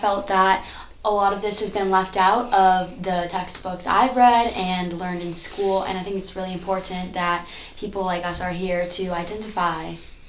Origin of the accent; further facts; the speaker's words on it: Bay Area, California, United States; I grew up in the Bay Area.